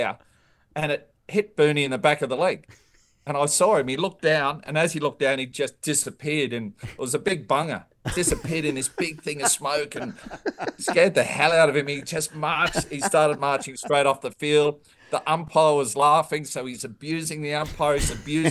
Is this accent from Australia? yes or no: yes; Australia; being an Aussie